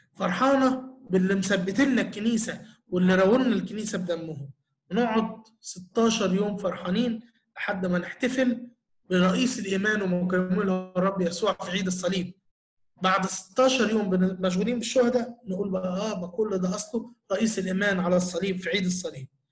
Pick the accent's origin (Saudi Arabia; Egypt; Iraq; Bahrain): Egypt; إحنا نفسنا كمصريين